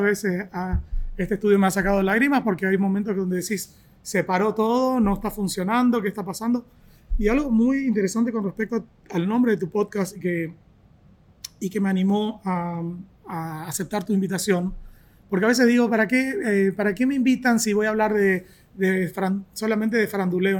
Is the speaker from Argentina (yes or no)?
yes; Argentina; moved away; soy argentino